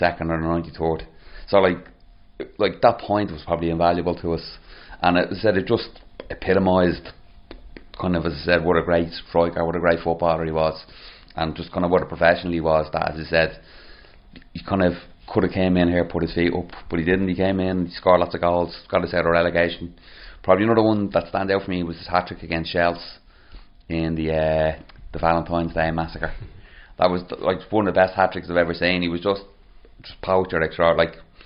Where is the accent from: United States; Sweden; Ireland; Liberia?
Ireland; Dublin, Leinster; I grew up in Marino